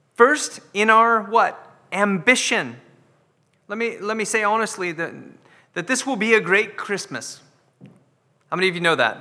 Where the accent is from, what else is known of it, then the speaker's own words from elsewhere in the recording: United States; now in Scotland, United Kingdom; I'm American